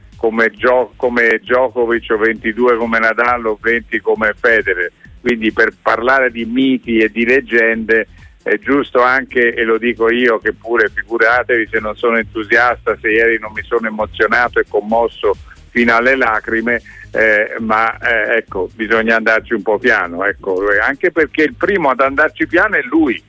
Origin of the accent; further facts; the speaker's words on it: between Arezzo and Anghiari, Tuscany, Italy; moved away; sono cresciuto sulla Libia fra Arezzo e Alghiari